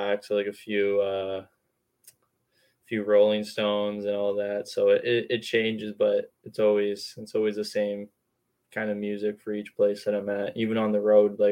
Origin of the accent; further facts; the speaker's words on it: Vancouver, British Columbia, Canada; I grew up here in Metro Vancouver, and my grandparents lived in Vancouver too